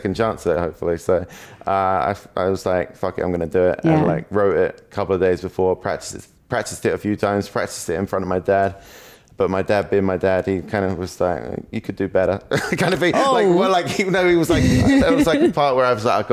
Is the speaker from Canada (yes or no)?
no; England, United Kingdom; first language English; being English